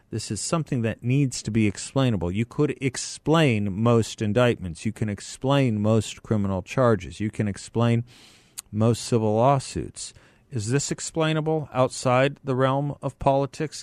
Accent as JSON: {"language": "English", "country": "United States"}